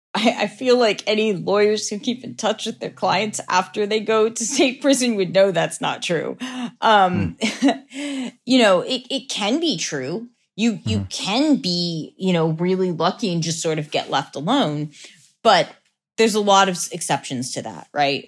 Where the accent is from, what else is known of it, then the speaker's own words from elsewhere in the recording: Lancaster, Pennsylvania, United States; Lancaster, Pennsylvania.